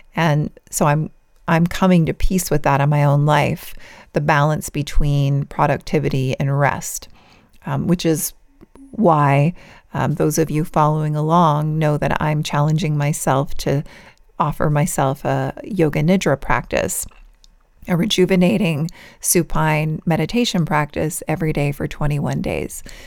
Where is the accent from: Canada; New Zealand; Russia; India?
Canada; Vancouver, British Columbia; moved away as an adult; also born or lived in San Diego, California; my birth province, my birth city, where I recently lived after we moved back to Canada from California, is one of the most beautiful places in the world, Vancouver, British Columbia.